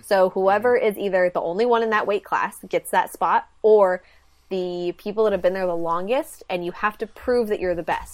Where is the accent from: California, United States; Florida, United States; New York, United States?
California, United States; a little town north of San Francisco; I'm from a little town about two and a half hours north of San Francisco.